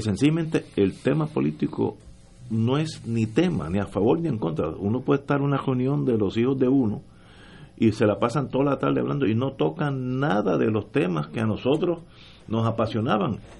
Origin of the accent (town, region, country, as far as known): Puerto Rico; also born or lived in United States